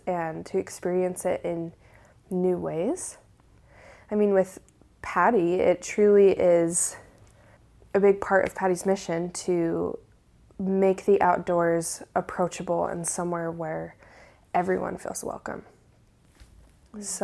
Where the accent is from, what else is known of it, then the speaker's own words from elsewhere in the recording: Utah, United States; growing up in Utah, was raised LDS Mormon.